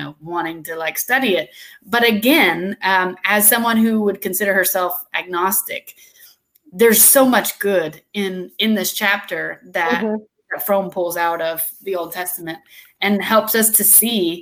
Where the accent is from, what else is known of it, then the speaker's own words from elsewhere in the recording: Douglasville, Georgia, United States; I was born in Georgia, West Georgia